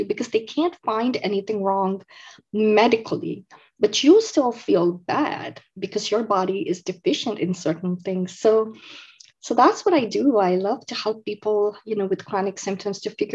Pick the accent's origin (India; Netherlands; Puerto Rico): India; moved away as an adult; now in United States; I grew up in India. So I was born and raised in India. I moved to the United States when I was 19 years old.